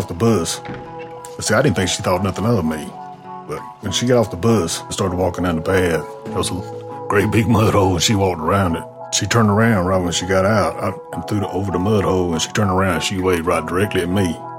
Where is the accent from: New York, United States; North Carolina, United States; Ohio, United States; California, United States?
North Carolina, United States; Corinth Holders; I'm from North Carolina